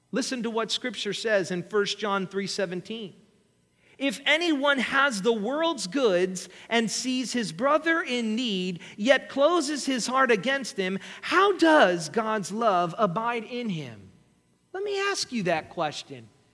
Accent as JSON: {"language": "English", "country": "United States", "said": "we, as American Christians"}